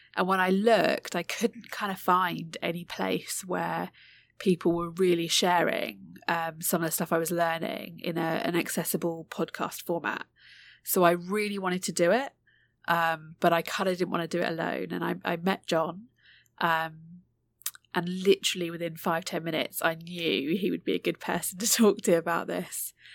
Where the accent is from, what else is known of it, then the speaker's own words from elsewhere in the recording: United Kingdom; born and raised, um, in the U K, but, um, of Indian heritage